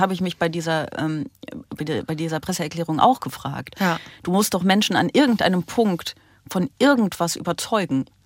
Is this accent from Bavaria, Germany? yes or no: no; Aachen, North Rhine-Westphalia, Germany; moved away; also born or lived in Brussels; Ich komme ja aus Aachen